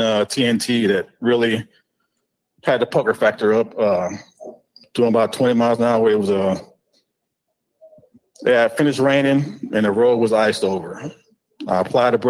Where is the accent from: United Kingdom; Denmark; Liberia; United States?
United States; Jacksonville, Florida; moved away as an adult; I'm originally from Jacksonville, Florida